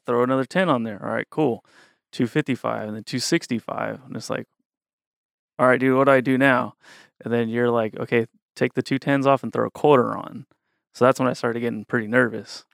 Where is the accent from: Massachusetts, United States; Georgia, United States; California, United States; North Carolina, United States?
California, United States; Woodland; I grew up in Woodland, which is right down the street